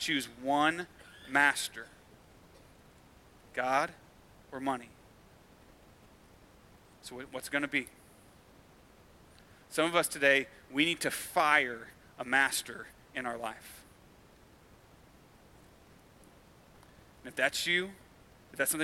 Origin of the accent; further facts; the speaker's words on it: United States; myself included, that we as American Christians